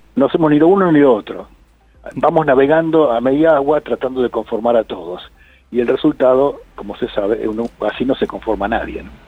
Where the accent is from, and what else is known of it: Argentina